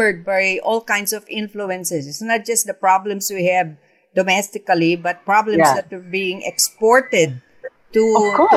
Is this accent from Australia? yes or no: no; Philippines; being a Filipino